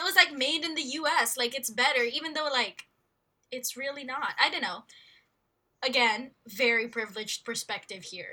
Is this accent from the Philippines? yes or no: yes; Philippines; born or raised there; also born or lived in United States